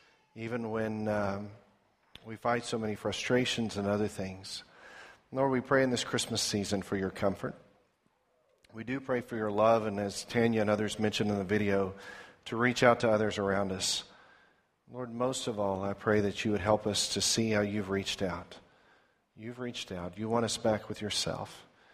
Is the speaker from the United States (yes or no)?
no; Sasami, Zimbabwe; we were on a mission station in Sasami, Rhodesia